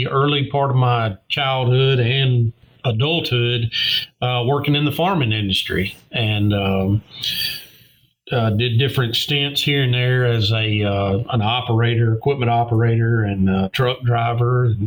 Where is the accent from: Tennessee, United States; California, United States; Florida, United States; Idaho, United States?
Tennessee, United States; Martin; policing in my hometown